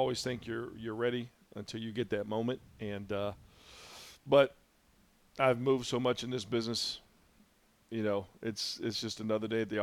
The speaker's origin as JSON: {"language": "English", "town": "Indianapolis", "region": "Indiana", "country": "United States", "tie": "born or raised there", "also_born_or_lived": "Lexington / Memphis / El Paso / Orlando", "moved": "as an adult", "lives_now": "Mount Pleasant, United States", "said": "growing up in Indy, and obviously Indy's not a small town"}